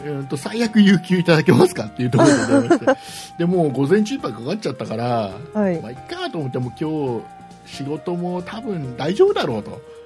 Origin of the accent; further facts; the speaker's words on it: Nagoya, Aichi, Japan; 名古屋出身だから